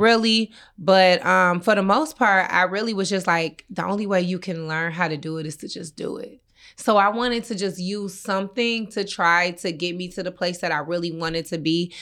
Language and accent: English; Inkster, Michigan, United States; I'm from Inkster.